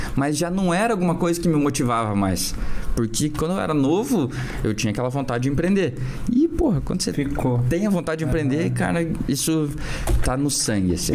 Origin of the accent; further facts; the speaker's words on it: Curitiba, Paraná, Brazil; also born or lived in United States; eu sou de Curitiba, então nascido e criado aqui